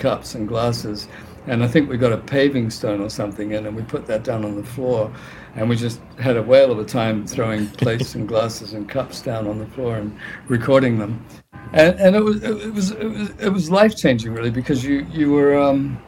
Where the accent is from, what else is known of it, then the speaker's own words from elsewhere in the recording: New Zealand; moved away; also born or lived in England / Sydney, Australia / London; I was born in England, but I grew up in New Zealand